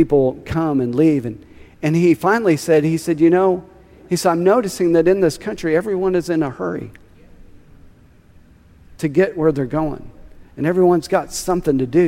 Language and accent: English; Tulsa, Oklahoma, United States; I was born and raised in Tulsa